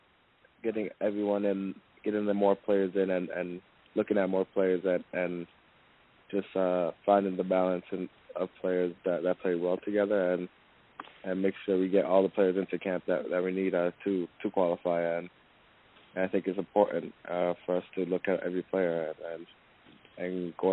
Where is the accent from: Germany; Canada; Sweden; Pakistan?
Canada; moved away as an adult; now in Orlando, United States; since I'm from Canada